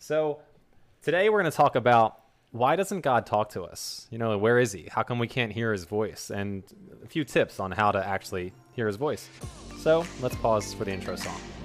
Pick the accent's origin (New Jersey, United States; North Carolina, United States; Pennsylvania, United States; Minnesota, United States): New Jersey, United States; accent: South Jersey; here in South Jersey, we kinda take the letter T and pronounce it like the letter D.